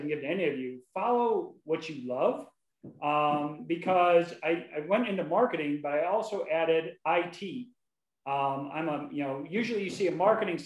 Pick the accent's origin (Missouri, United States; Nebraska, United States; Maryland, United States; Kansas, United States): Nebraska, United States; Wahoo; moved away as an adult; now in Dallas, United States; I grew up, I was born in Wahoo, Nebraska, 50 years ago, just a little bit ago. So, listen, I grew up, I lived in Nebraska.